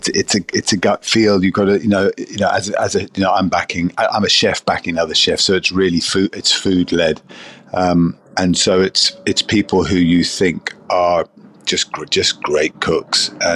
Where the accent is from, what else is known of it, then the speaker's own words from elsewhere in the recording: South Africa; now in United Kingdom; I grew up in South Africa. Food in South Africa, certainly in those days, was pretty basic stuff.